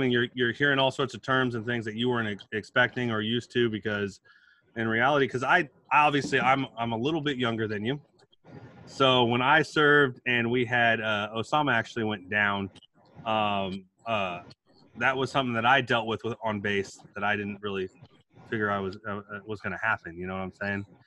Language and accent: English; Alabama, United States; also born or lived in Camp Pendleton, California; as I said … I'm from Alabama.